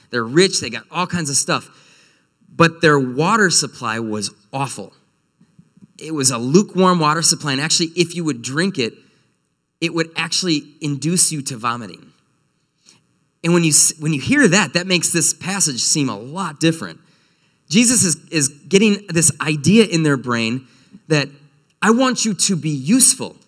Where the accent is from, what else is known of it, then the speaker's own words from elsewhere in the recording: North Woods, United States; moved away; I'm from the North Woods